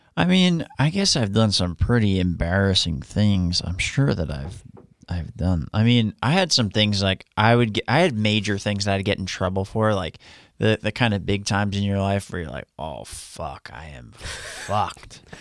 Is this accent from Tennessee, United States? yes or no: no; Long Island, New York, United States; now in Florida, United States; I'm from Long Island.